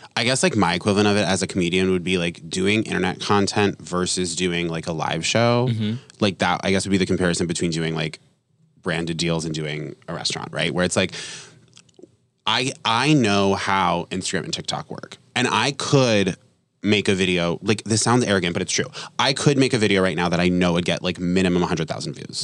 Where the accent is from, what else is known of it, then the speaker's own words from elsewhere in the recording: Vermont, United States; moved away; also born or lived in New York; I'm like from Vermont, so it was like really small